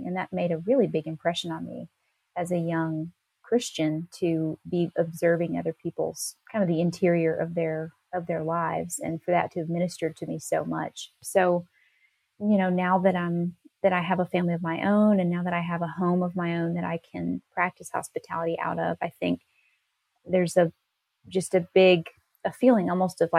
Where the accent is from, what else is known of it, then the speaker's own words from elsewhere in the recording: Nashville, Tennessee, United States; moved away as an adult; I grew up more in the Nashville area, but I moved to this little town when I was a young adult